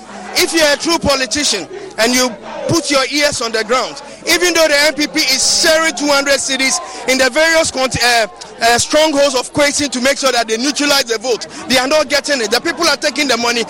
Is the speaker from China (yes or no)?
no; Ghana; No, I'm from Hunter West constituency.